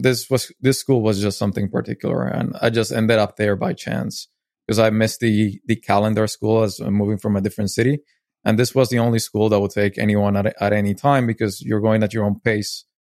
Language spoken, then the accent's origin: English; Medellín, Antioquia, Colombia; moved away; I was born in Medellin, Colombia, and I lived, um, a big chunk of my life there